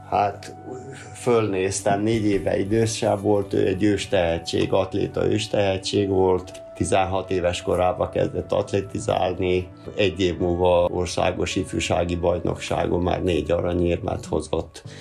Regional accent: Hungary; Ugyan én a Rákosi korba eh, nőttem föl, ott volt a gyerekkorom, olyan időben, amikor a kutyák éhen pusztultak. Szép volt a gyerekkorom, hát voltak sikereim, tanulmányi versenyeken. Falun nőttem fel egy kis iskolából

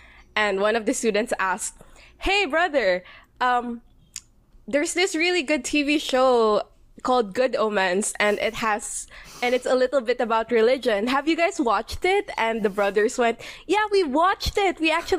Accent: Philippines; I'm Filipino. I am queer and Catholic

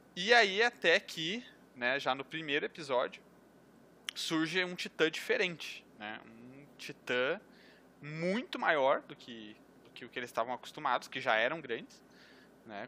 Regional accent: Gravataí, Rio Grande do Sul, Brazil; sou aqui do Sul, né? Rio Grande do Sul, Gravataí

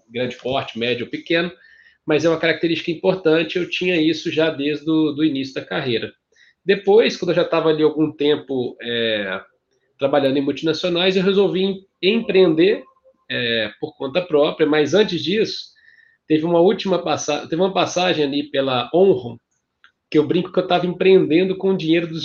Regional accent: Minas Gerais, Brazil; somos mineiros aqui. É engraçado que a gente estava conversando, você achou que eu era paulista, né? Depois foi descobrir que eu era mineiro.

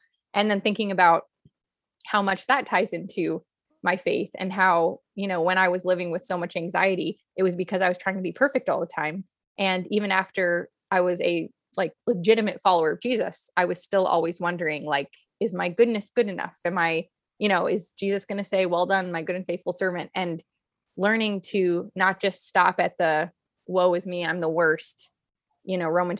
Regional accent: Hollywood, California, United States; And then I've also got the growing up in Hollywood

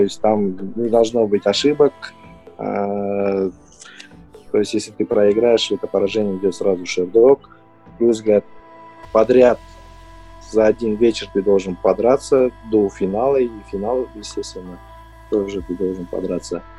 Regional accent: Kazakhstan; мы, казахи, казахстанцы

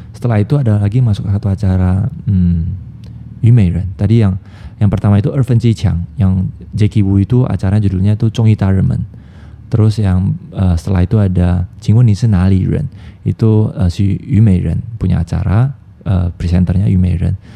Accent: Indonesia; now in Taiwan; gue dari Indonesia.

